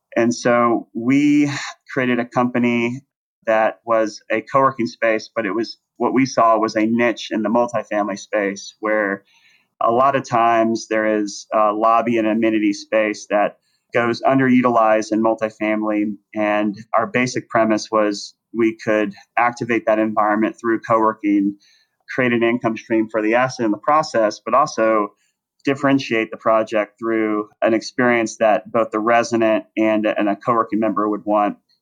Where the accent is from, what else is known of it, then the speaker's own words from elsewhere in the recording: Plano, Texas, United States; moved away as an adult; also born or lived in Los Angeles, California; I grew up in Dallas, Texas, in a suburb called Plano.